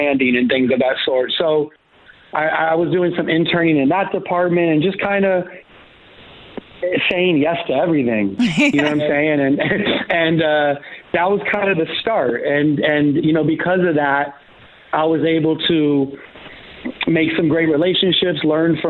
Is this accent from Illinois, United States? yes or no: no; Los Angeles, California, United States; growing up